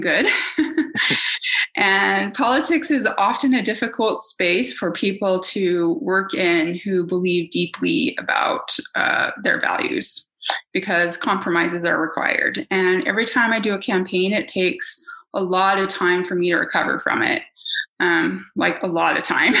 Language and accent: English; Salt Lake City, Utah, United States; moved away; also born or lived in New York City; when I grew up in Utah, I didn't have any professional women in my orbit